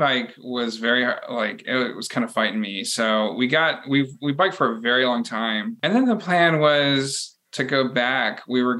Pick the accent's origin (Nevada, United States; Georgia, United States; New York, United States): Georgia, United States; Flannery O'Connor's hometown; born or raised there; moved away